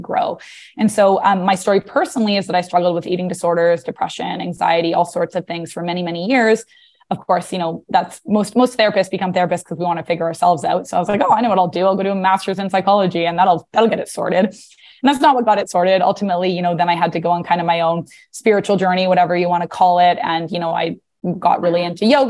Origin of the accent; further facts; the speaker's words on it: British Columbia, Canada; moved away as an adult; now in New York, United States; I'm originally from British Columbia.